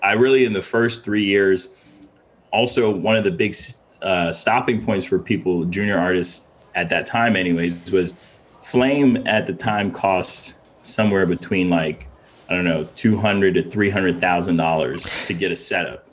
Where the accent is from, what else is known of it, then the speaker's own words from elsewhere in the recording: Ghana; also born or lived in Windsor, Connecticut, United States / Boston, United States; now in New York, United States; I was born in Ghana, in West Africa. Uh, uh, moved to from Ghana to Windsor, Connecticut, uh, uh early '90s, or no, no, actually late 90s is when we moved